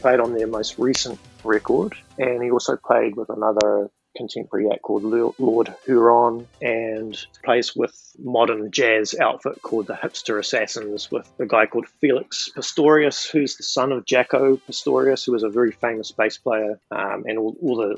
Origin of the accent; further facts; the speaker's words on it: New Zealand; moved away as an adult; now in New York City, United States; I'm originally from New Zealand, when I was living there, I had a studio